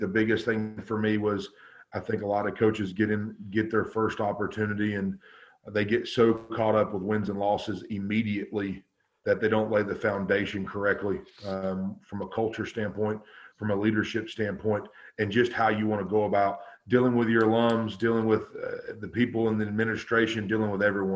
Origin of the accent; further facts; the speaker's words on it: North Carolina, United States; moved away as an adult; now in Quincy, United States; I'm originally from North Carolina, and I've been here for going on 10 years.